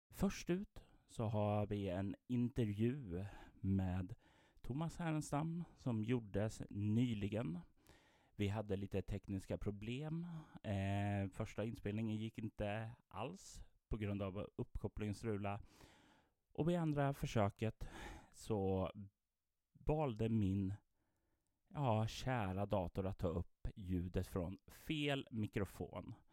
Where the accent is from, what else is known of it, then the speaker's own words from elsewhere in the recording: Sweden; även om de inte har någon relation till Drakar och Demoner som vi svenskar har?